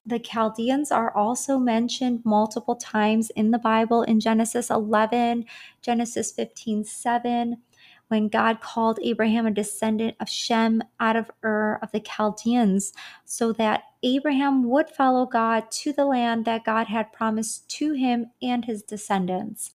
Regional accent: Michigan, United States; moved away as an adult; now in Dallas, United States; I'm originally from Michigan and moved out to Dallas, Texas back in October of twenty twenty-two

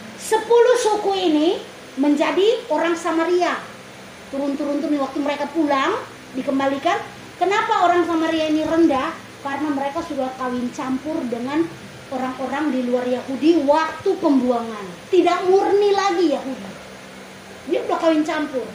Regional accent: Indonesia; kita lahir di Indonesia

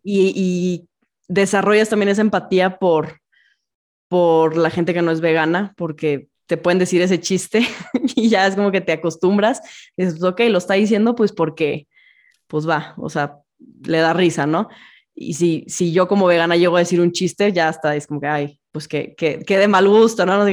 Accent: Monterrey, Nuevo León, Mexico; yo que soy de Monterrey

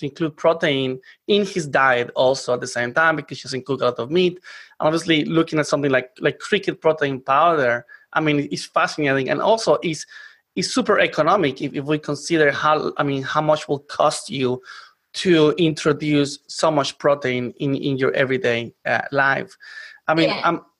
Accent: Colombia; moved away; I come from Colombia

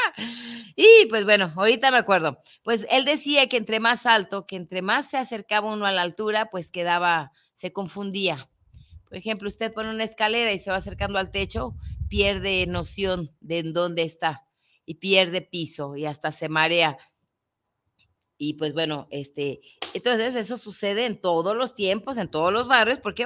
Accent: Guadalajara, Jalisco, Mexico; nace en mi tierra

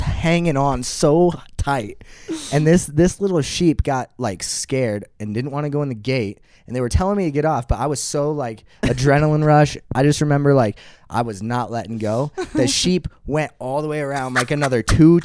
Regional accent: Midwest, United States; I'm from the Midwest

